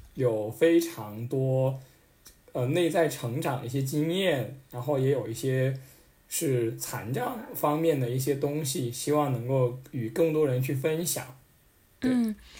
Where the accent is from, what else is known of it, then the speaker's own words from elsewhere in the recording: mountainous area of northern Sichuan, China; 我们老家是在四，四川北部的山区